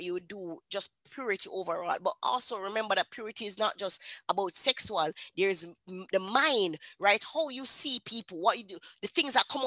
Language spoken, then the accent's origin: English; Jamaica; I'm a Jamaican woman.